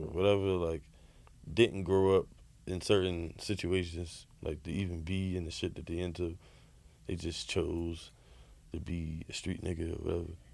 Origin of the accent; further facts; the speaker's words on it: United States; being American